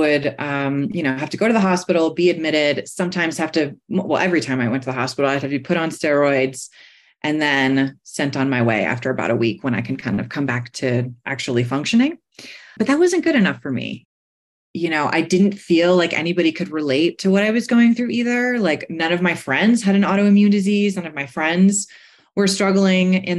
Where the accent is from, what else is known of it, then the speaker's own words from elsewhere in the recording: New York City, New York, United States; now in Golden, United States; I live in Golden, Colorado, but I'm a New Yorker, born and raised in the Bronx